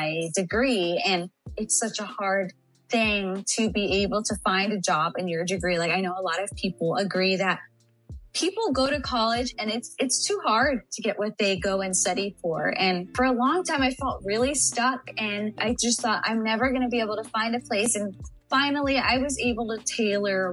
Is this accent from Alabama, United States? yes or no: no; San Antonio, Texas, United States; I am actually from San Antonio, Texas. I was born and raised in Texas.